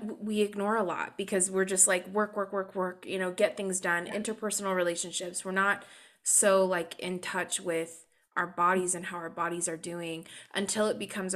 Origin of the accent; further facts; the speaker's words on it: California, United States; I'm such a Californian.